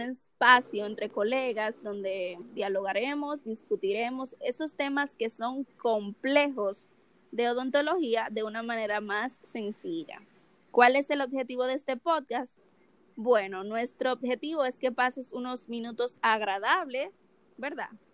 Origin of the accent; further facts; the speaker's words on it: Dominican Republic; Soy de República Dominicana, 22 años